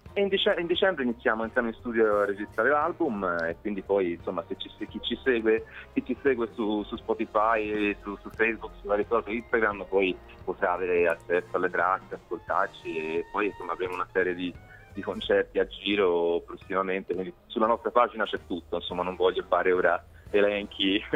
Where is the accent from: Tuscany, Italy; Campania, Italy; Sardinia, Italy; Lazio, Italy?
Tuscany, Italy; Florence; da Fiorentino